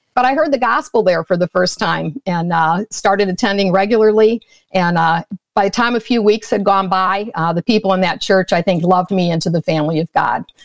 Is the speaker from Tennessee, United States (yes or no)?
no; outside of Chicago, Illinois, United States; I was brought up outside of Chicago in a Roman Catholic home